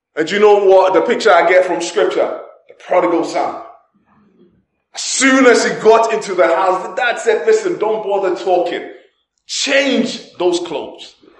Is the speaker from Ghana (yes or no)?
yes; Ghana; moved away; I remember when I was growing up in Ghana, in Ghana during that time